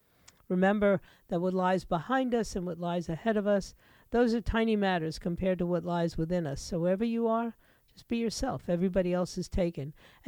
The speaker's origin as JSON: {"language": "English", "town": "New York City", "region": "New York", "country": "United States", "tie": "born or raised there", "moved": "as an adult", "lives_now": "Florida, United States", "said": "I came to Florida because we didn't have a state income tax. You know, I admit it. I grew up in New York City"}